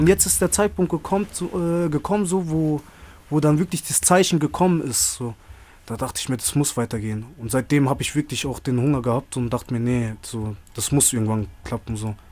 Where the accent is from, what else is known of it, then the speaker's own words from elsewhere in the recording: Freiburg, Baden-Württemberg, Germany; moved away as an adult; eigentlich aus Freiburg, Bruder. Gebürtiger Freiburger.